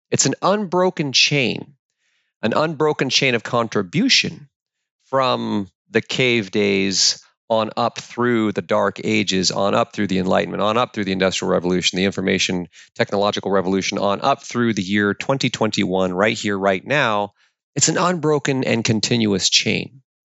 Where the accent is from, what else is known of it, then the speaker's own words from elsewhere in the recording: Alaska, United States; I was born and raised in the Alaskan wilderness by a single mom